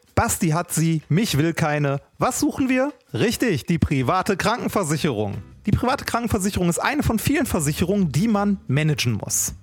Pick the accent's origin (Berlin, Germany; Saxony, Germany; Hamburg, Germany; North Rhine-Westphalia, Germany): North Rhine-Westphalia, Germany; Essen; ich bin halt Essener, und ich werde das auch für mein Leben lang bleiben und liebe diese Stadt